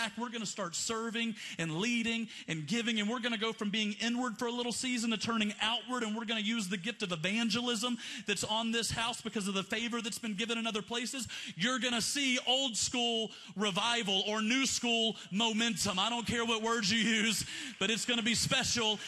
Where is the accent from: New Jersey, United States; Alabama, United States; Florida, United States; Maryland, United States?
Alabama, United States; Montgomery; I grew up in Montgomery, Alabama in the 90s